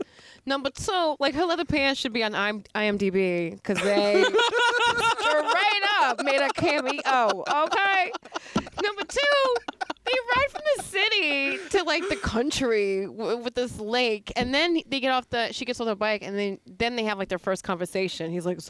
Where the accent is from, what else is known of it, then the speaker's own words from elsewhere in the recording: United States; also born or lived in Miami, Florida; I'm American.